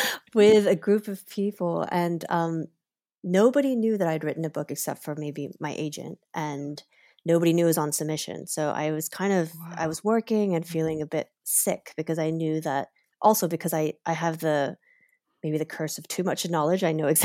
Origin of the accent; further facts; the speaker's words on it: Kentucky, United States; growing up in Kentucky